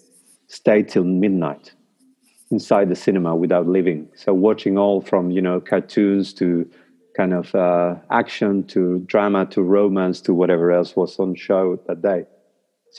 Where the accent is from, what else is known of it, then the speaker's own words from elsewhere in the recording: Paraná, Entre Ríos, Argentina; first language Spanish; English is a second language; moved away as an adult; now in New Zealand; when I was a kid in my hometown in Paraná, in Argentina